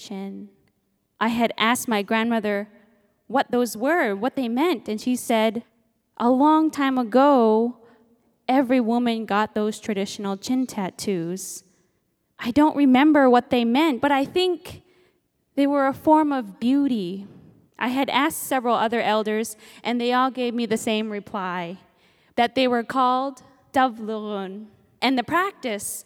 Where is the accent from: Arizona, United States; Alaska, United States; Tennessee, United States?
Alaska, United States; Nome; I'm Inupiaq from Nome, Alaska, and my parents raised me to embrace my Inupiaq heritage. Raised out on the land